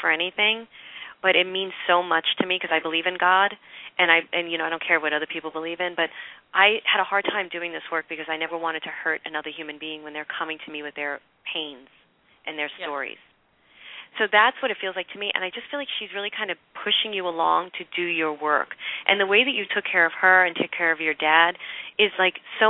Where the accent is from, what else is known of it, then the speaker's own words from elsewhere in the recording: New York City, New York, United States; I'm from Brooklyn.